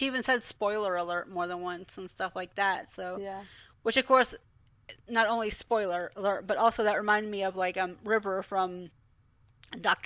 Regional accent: Atlanta, Georgia, United States; I grew up in Atlanta, so Dragon Con is there

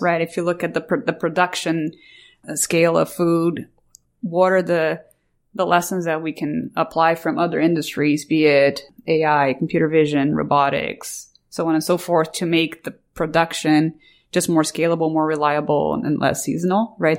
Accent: Brazil; moved away; I, I grew up in Brazil

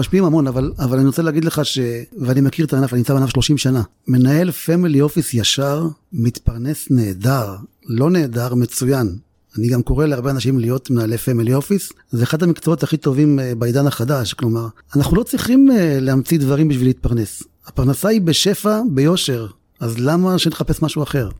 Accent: Ramla, Central District, Israel; נולדתי ברמלה, משפחה מרוקאית, שבע אחים ואחיות

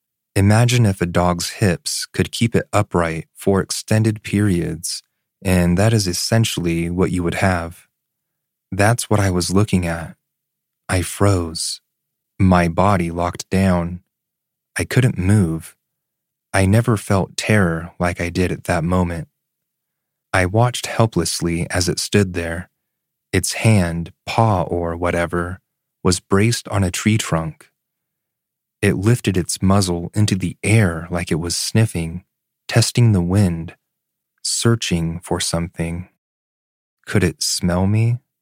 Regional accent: Florida, United States; I grew up in South Florida, Broward County to be exact.

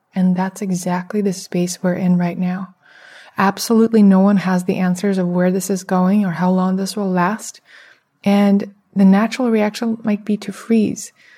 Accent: Russia; moved away; I come from Russia

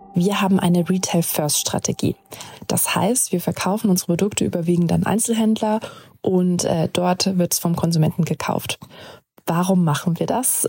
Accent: Germany; Jonas und ich kommen aus Deutschland

